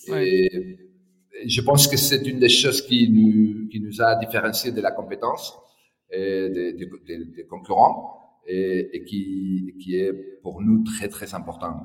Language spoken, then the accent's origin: French; Madrid, Community of Madrid, Spain; moved away as an adult; also born or lived in France / Barcelona; je suis né à Madrid euh, il y a 50 ans